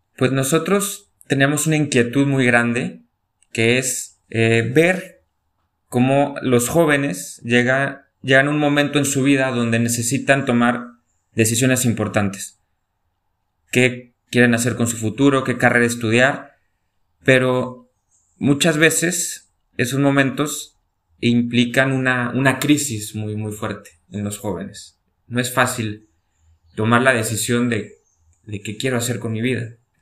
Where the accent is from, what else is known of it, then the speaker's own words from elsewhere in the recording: León, Guanajuato, Mexico; moved away as an adult; also born or lived in Rome; now in Salta, Argentina; Yo soy de León, Guanajuato, México